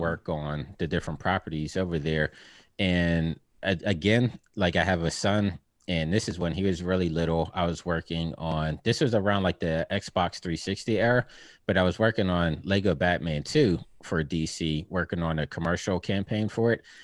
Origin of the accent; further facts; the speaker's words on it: Pittsburgh, Pennsylvania, United States; moved away; I'm originally from Pittsburgh, Pennsylvania